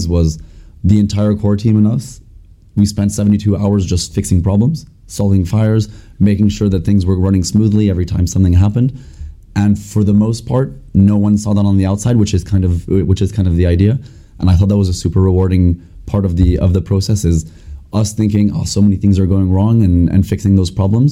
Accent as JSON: {"language": "English", "country": "France", "also_born_or_lived": "United States / Scotland", "moved": "as an adult", "said": "I'm from France, S22 MBA"}